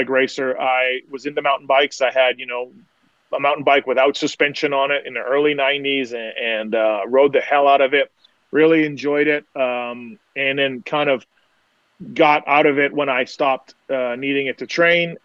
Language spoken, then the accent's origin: English; Manitoba, Canada; I'm from Canada. Grew up there, right in Manitoba, which is in the center of Canada